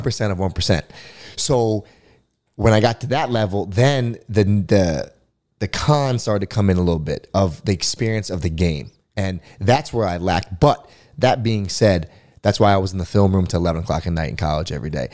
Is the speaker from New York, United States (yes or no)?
no; Florida, United States; I was a huge Florida State fan growing up, you know, growing up in Florida.